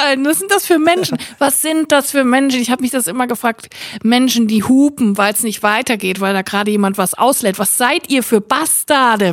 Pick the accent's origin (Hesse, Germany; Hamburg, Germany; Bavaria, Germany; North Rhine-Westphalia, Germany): North Rhine-Westphalia, Germany; Siegerland; now in Cologne, Germany; Ich komm ja auch aus dem Siegerland und da ist so eine ganz verrückte Brotkultur